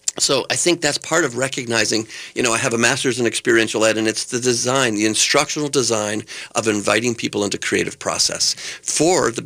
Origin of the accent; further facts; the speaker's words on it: New York, United States; now in Twin Cities, United States; I came from New York originally